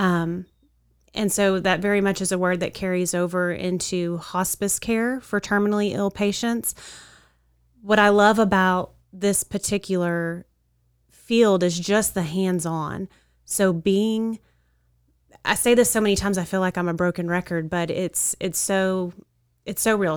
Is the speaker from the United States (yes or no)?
yes; Wichita Falls, Texas, United States; I grew up here in Wichita Falls.